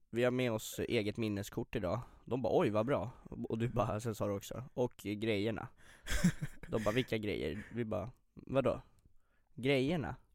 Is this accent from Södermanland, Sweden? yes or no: no; Arvika, Värmland, Sweden; also born or lived in Tunisia; När jag var ett år kommer min fucking pappish och droppar C4-bomben att vi ska ta vårt pick och pack och flytta till Arvika.